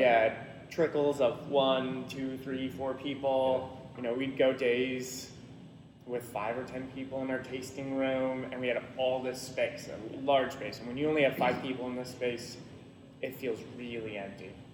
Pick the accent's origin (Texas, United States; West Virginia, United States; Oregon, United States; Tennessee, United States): Oregon, United States; Salem; I grew up here in Salem